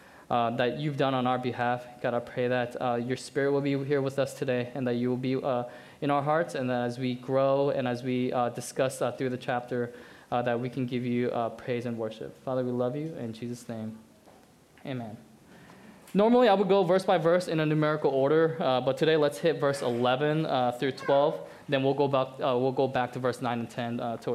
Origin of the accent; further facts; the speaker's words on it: Colorado, United States; moved away; I'm from Colorado.